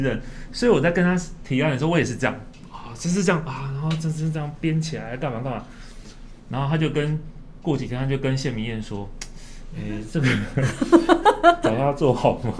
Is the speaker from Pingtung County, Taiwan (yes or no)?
yes; Pingtung County, Taiwan; moved away; 因为屏东是我老家